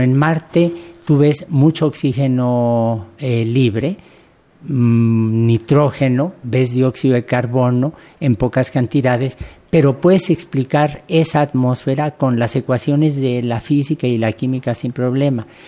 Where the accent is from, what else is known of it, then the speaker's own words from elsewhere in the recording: Mexico; uno como mexicano